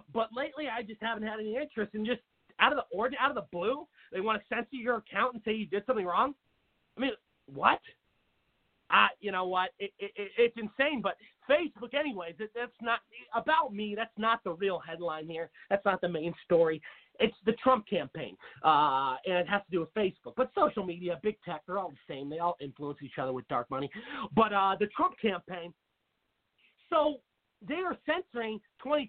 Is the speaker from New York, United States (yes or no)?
no; Seattle, Washington, United States; I grew up with in Seattle, Washington